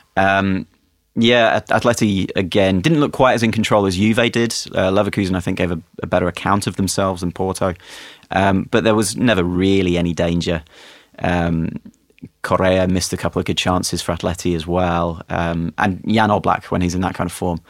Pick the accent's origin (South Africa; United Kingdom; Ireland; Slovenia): United Kingdom; England; as an Englishman